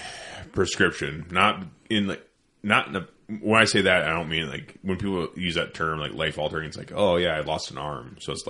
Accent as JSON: {"language": "English", "region": "Iowa", "country": "United States", "said": "I'm from Iowa."}